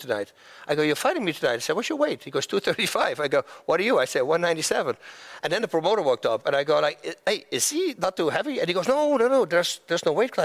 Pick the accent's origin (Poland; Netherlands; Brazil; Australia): Netherlands; moved away as an adult; now in United States; I was a fighter from Holland.